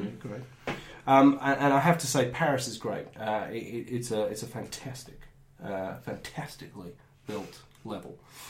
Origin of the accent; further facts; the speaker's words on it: Peckham, London, United Kingdom; I'm from Peckham, actually. Originally.